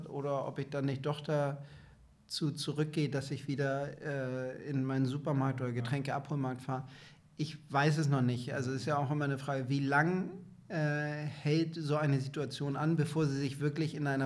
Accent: Hamburg, Germany; born there; Also ich bin gebürtiger Hamburger, ich habe eine große Familie in Hamburg auch, bin total verwurzelt.

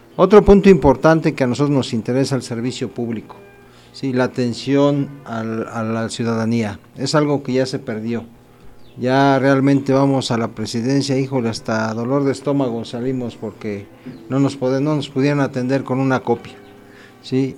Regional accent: Acambay, State of Mexico, Mexico; estás aquí en mi pueblo

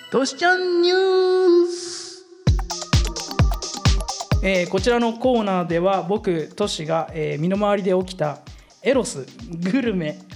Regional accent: Philippines; now in Japan; 俺フィリピン生まれだから

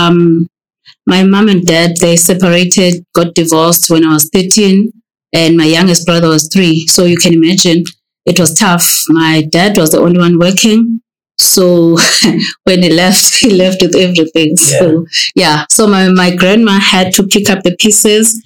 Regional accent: Butterworth, Eastern Cape, South Africa; moved away as an adult; also born or lived in East London; now in Johannesburg, South Africa; I'm from Butterworth.

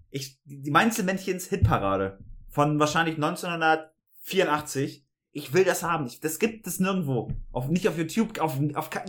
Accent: Lower Saxony, Germany; Niedersachsen, du hast recht. noch als, ja. als sag ich ja, mal, ja. Ostniedersachse, äh, beinahe.

